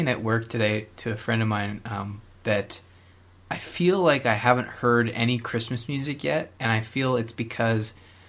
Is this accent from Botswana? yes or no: no; Canada; Yep, still Canadian.